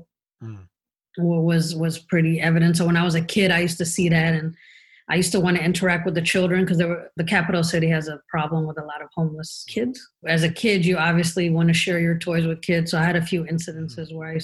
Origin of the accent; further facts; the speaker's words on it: Los Angeles, California, United States; moved away; also born or lived in Ethiopia / Amsterdam; I was born in Ethiopia, raised in Los Angeles.